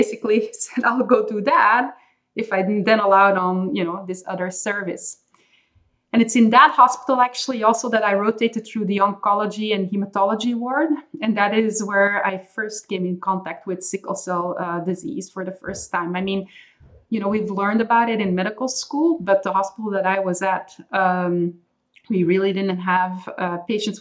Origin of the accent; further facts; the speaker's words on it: Belgium; first language Dutch; English is a second language; moved away as an adult; I was born and raised for the most part in Belgium. So I speak Dutch or Flemish at home